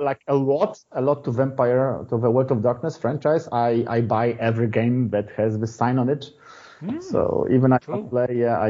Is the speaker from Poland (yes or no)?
yes; Poland; I'm from Poland.